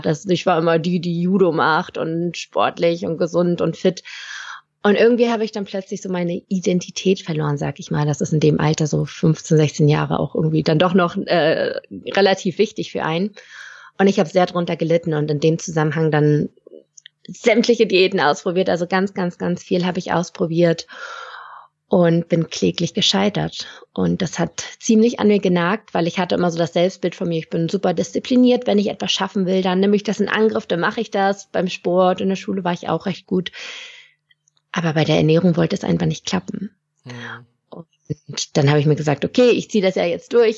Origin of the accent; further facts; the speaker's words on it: Lübeck, Schleswig-Holstein, Germany; moved away as an adult; also born or lived in Stuttgart; bin dann aus dem hohen Norden, wo ich herkomme, aus Lübeck, bis nach Stuttgart gezogen in den Süden